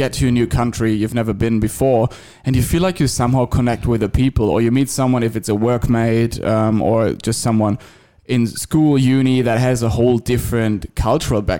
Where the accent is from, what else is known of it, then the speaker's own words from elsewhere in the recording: Germany; moved away as an adult; now in Australia; I've spent most of my life, the first 27 years of my life, I think, in Germany